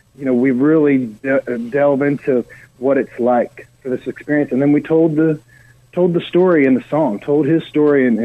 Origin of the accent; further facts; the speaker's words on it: Eastern Shore of Maryland, United States; moved away as an adult; also born or lived in Baltimore, Maryland; now in Nashville, United States; I'm from the Eastern Shore of Maryland